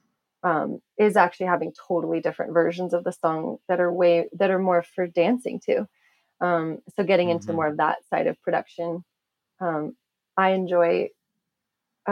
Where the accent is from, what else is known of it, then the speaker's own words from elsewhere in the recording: Sonoma County, California, United States; I grew up in Sonoma County, so not too far away, but also country